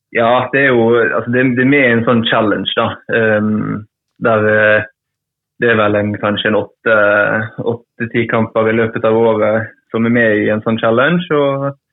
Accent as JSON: {"language": "Norwegian", "town": "Trengereid", "region": "Vestland", "country": "Norway", "tie": "born or raised there", "said": "jeg vokste jo opp på, på, på Trengereid, da. En liten, liten plass utenfor, utenfor, Bergen"}